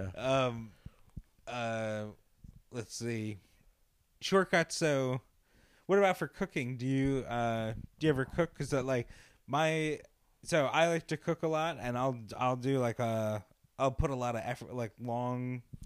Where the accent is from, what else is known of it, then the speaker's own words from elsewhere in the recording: Long Island, New York, United States; We grew up in Long Island